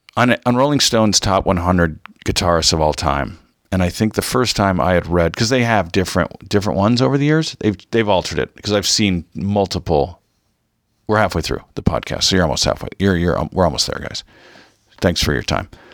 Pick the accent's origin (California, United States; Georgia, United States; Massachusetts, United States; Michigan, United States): California, United States; Mission Viejo; growing up in Orange County